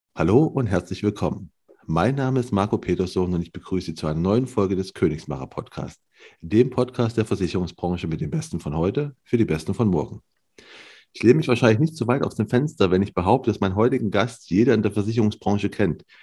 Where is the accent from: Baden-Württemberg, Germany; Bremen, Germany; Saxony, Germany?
Saxony, Germany; near Leipzig; ich bin aus Leipzig, ne, aus der Nähe von Leipzig